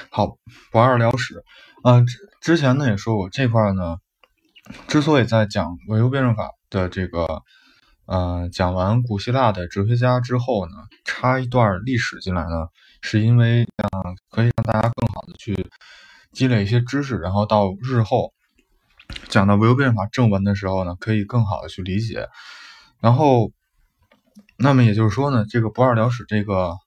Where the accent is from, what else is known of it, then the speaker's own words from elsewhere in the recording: China; 就是我们的中国